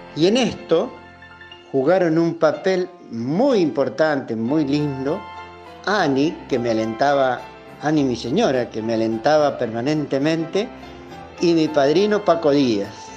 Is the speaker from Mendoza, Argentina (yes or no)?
yes; Rivadavia, Mendoza, Argentina; also born or lived in San Martín; en mi niñez, allá en Reducción, Rivadavia, en una humilde capilla, llegué a ser monaguillo